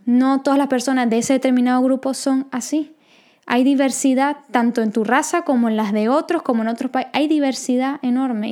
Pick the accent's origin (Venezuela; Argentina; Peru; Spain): Venezuela; nosotras somos venezolanas